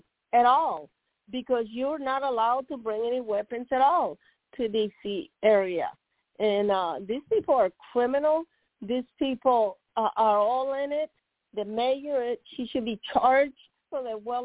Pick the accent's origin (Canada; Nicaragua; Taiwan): Nicaragua; now in United States; I'm from Nicaragua